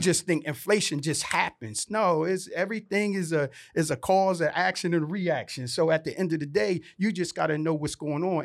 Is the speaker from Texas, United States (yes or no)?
no; Vineland, New Jersey, United States; moved away; I'm from this little town called Vineland, New Jersey, sixty thousand population.